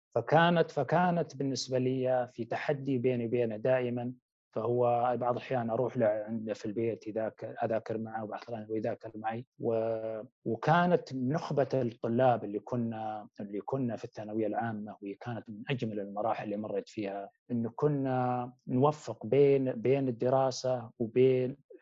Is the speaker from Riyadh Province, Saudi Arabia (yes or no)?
yes; Wadi ad-Dawasir, Riyadh Province, Saudi Arabia; moved away; نشأت في أحد القرى التابعة لمنطقة الرياض وهي وادي الدواسر